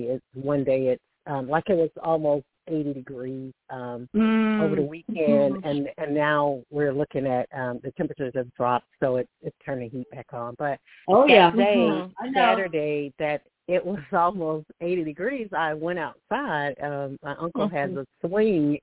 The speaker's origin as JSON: {"language": "English", "region": "Alabama", "country": "United States", "said": "I'm from Alabama."}